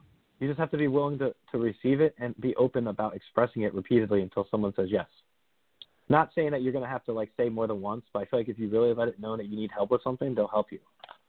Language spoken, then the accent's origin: English; New Jersey, United States; I'm from New Jersey, right? And I could tell one of my relatives that they were describing my hometown where there's a little winding roads in Bergen County